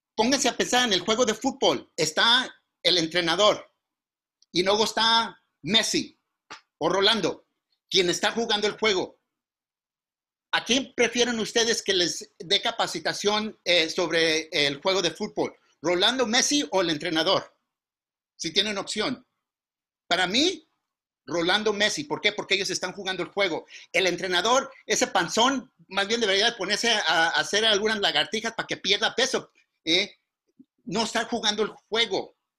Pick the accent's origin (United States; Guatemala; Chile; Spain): United States; Mountain View, California; accent: pocho; first language Spanish; also born or lived in Zacatecas, Mexico; el inglés es mi segundo idioma, porque al mes que nací nos regresamos a Zacatecas y allí vivimos hasta la edad de cinco años cuando volvimos a regresar a California.